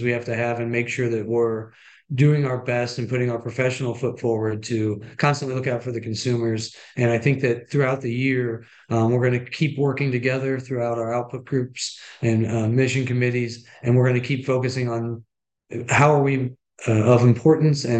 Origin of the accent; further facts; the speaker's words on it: Washington, Missouri, United States; I'm from Washington, Missouri, which is just about an hour west of St. Louis